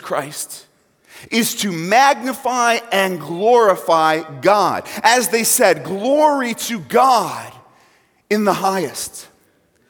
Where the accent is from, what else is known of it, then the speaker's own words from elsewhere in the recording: New York, United States; moved away; I'm not from Central Assembly originally. I'm from New York. So if I say things funny, you know why